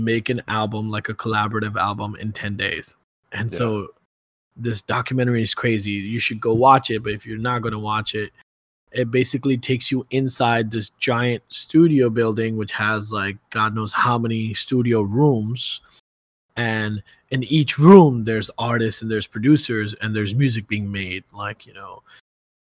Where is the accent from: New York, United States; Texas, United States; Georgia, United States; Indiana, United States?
New York, United States; New York City; I'm from Brooklyn.